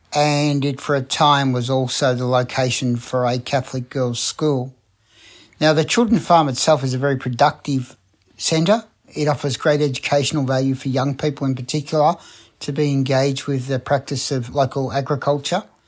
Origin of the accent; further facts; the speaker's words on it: Melbourne, Victoria, Australia; a writer from Melbourne